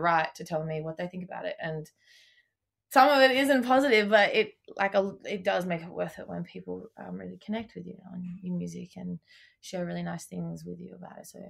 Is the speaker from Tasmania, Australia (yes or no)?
yes; Tasmania, Australia; moved away; I come from Tasmania, like I grew up down there. My people aren't from there, but I did grow up there